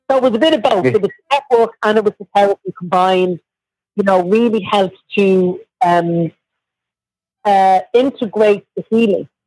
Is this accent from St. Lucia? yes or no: no; Ireland; she started to stroke me like a cat. And she was like, I, I've never met a real Irish person.